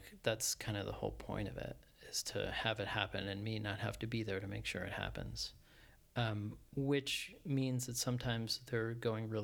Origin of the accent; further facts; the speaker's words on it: Colchester, Connecticut, United States; I grew up in Colchester, Connecticut, a small town in Connecticut